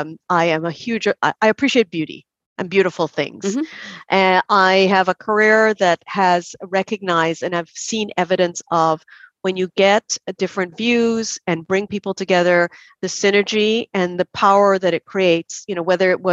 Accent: Trinidad & Tobago; accent: Trinidad; moved away as an adult; now in Canada; I grew up there.

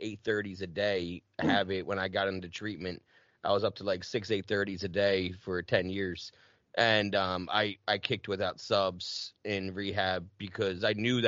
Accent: right outside of Cherry Hill, New Jersey, United States; accent: Jersey; moved away; also born or lived in Carver, Massachusetts; I grew up right outside of Cherry Hill

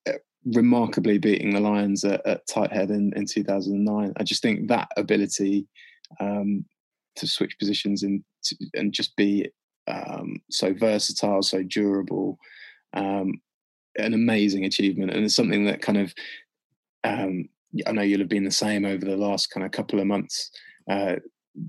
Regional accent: Leicester, East Midlands, United Kingdom; I grew up in Leicester

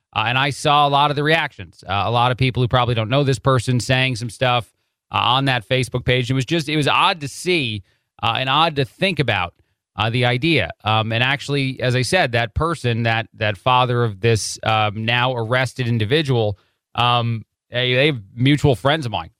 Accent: New Jersey, United States; moved away; also born or lived in Chicago, Illinois; I am from the Jersey area, but I lived in Chicago and Illinois for a long time

